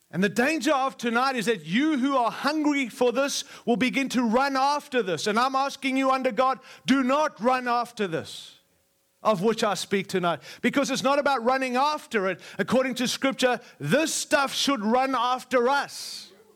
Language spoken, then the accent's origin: English; Australia; also born or lived in Africa; now in United States; I was born in Africa, raised in Australia, and now I live in the great nation of America